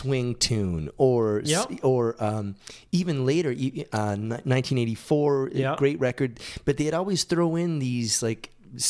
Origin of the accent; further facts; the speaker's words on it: Massachusetts, United States; I grew up in Massachusetts